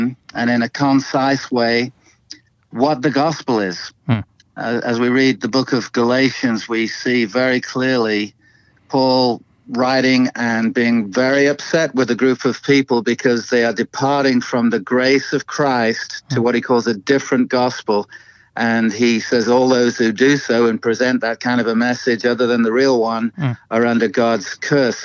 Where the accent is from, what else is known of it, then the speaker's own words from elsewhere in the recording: Chester, North West England, United Kingdom; now in Phoenix, United States; I'm from Chester in England, but now here in the Valley of the Sun, Phoenix, Arizona